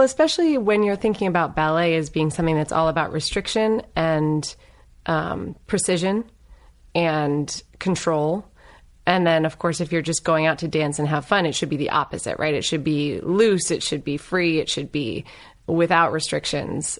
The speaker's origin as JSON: {"language": "English", "region": "Northern Virginia", "country": "United States", "tie": "born or raised there", "also_born_or_lived": "Los Angeles", "moved": "yes", "lives_now": "Claremont, United States", "said": "I grew up in Northern Virginia."}